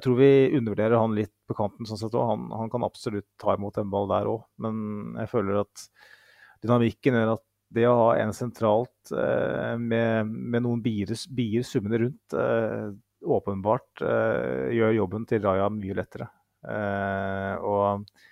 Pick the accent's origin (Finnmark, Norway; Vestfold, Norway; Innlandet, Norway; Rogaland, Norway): Innlandet, Norway; Mjøsa region; jeg kommer fra Mjøsregionen